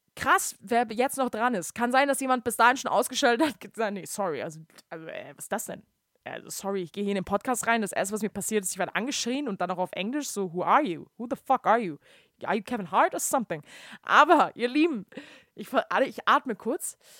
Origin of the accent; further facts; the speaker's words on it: Hamburg, Germany; moved away; bei uns in Hamburg, Deutschland